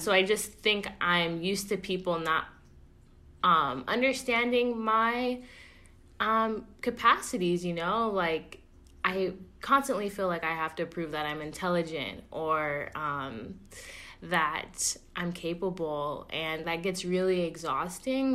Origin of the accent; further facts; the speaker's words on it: Oakland, California, United States; I'm born and raised in Oakland